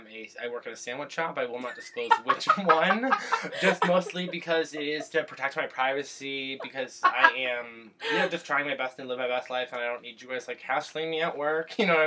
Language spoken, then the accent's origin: English; Berkshire County, Massachusetts, United States; moved away as an adult; now in Portland, United States; I moved here 7 months ago from Massachusetts. That is my home state. I'm from the Berkshires. I am not from Boston. I'm from Berkshire County. It is a big difference. … lives in my hometown